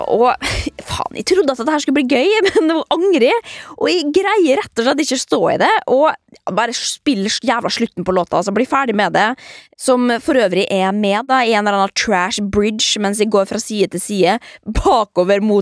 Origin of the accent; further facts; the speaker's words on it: Trondheim, Trøndelag, Norway; Jeg er 11 år og jeg kommer fra Trondheim.